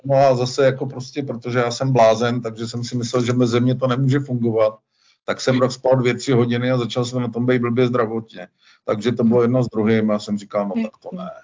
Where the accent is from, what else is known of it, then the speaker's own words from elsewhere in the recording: Cheb, Karlovy Vary Region, Czechia; moved away as an adult; also born or lived in Mariánské Lázně / Prague; now in Vitznau, Switzerland; já jsem se narodil v Chebu